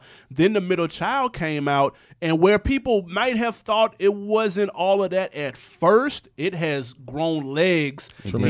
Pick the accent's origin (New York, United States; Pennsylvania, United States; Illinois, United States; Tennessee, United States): New York, United States; New York City; I'm from New York. I'm from Queens.